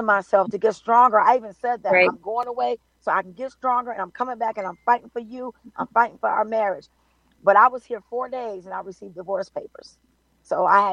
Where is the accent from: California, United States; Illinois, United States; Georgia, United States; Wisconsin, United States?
California, United States; Compton; also born or lived in Carson, California; I'm from California. I'm a Compton, Carson girl